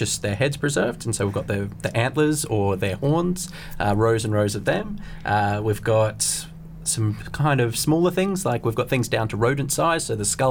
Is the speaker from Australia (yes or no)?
yes; Australia; accent: Australian; now in London, United Kingdom; I'm Australian, as it might be able to detect in my accent